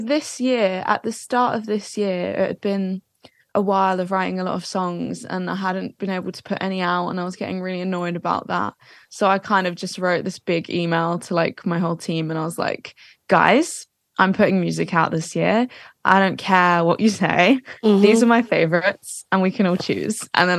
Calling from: Watford, East of England, United Kingdom; Watford, so Watford. Just outside of London.

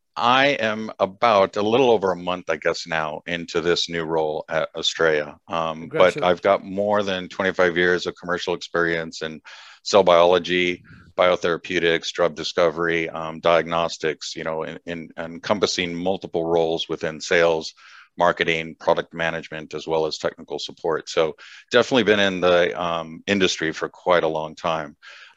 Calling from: San Clemente, California, United States; So I am based in Southern California, so a little town called San Clemente, kind of right in between LA and San Diego.

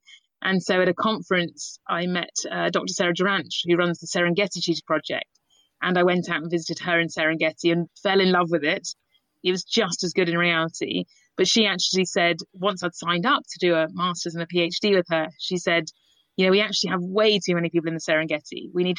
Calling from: Islip, South East England, United Kingdom; At the moment, I am sheltering under my daughter's bunk bed in Islip, just outside Oxfordshire, trying to hide away from my children during lockdown.

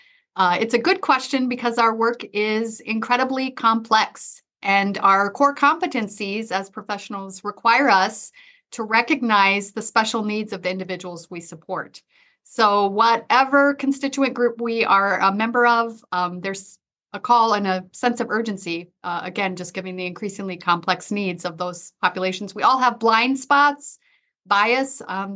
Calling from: Sioux Falls, South Dakota, United States; And I am joining you from Sioux Falls, South Dakota, where I oversee career services and advising.

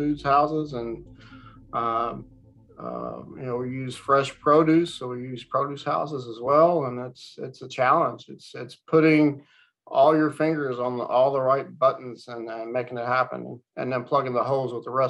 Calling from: Florida, United States; Zooming in from sunny Florida, down close to Sarasota.

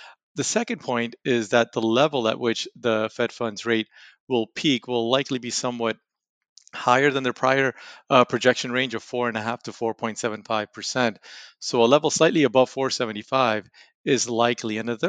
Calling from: Raleigh, North Carolina, United States; From Raleigh, North Carolina.

